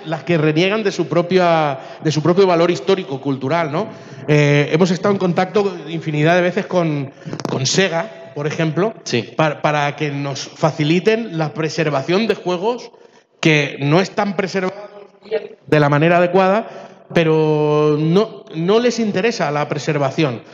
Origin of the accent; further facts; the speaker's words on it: Chile; moved away; Yo soy de origen chileno